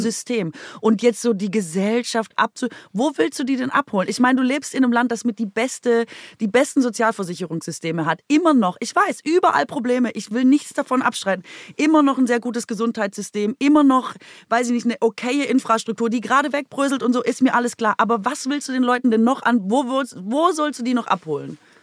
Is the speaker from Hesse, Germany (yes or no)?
no; Baden-Württemberg, Germany; moved away; von meiner Heimat